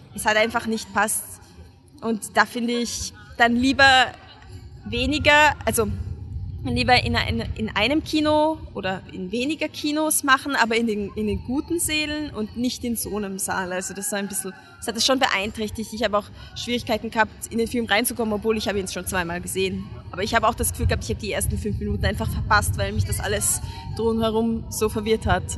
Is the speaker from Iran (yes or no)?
no; Hungary; now in Vienna, Austria; ich als Ungarin